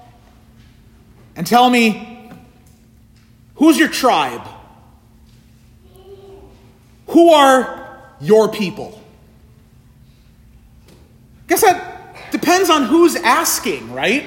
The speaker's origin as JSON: {"language": "English", "town": "Kingsford", "region": "Michigan", "country": "United States", "also_born_or_lived": "Puerto Rico", "moved": "as an adult", "said": "I am a Flivver"}